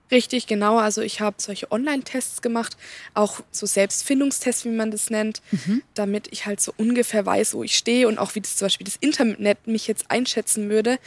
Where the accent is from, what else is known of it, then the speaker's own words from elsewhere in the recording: Baden-Württemberg, Germany; ich komme auch hier aus der Region